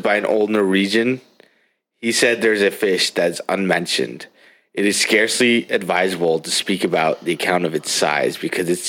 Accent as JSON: {"language": "English", "country": "Switzerland", "moved": "yes", "said": "my home country of Switzerland"}